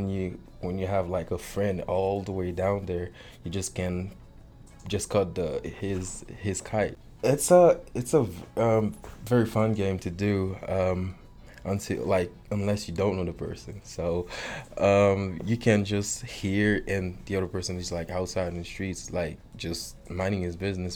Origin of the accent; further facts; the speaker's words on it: Port-au-Prince, Ouest, Haiti; moved away as an adult; now in Big Spring, United States; I was born and grew up in Port-au-Prince, Haiti.